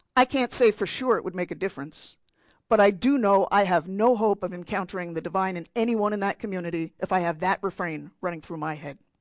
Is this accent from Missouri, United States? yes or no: no; New Jersey, United States; I'm from New Jersey